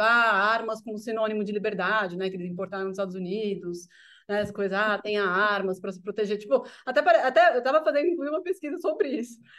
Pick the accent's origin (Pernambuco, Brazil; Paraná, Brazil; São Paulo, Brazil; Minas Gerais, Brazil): São Paulo, Brazil; sou nascido e criado aqui em São Paulo